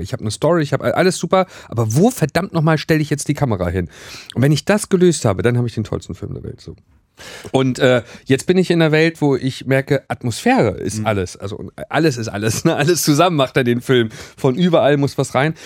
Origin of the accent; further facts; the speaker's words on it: Wismar, Mecklenburg-Vorpommern, Germany; moved away; also born or lived in Rostock; bei uns in Wismar